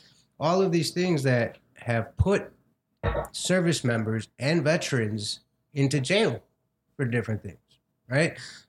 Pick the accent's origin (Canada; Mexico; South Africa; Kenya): Mexico; now in United States; I'm an immigrant from Mexico.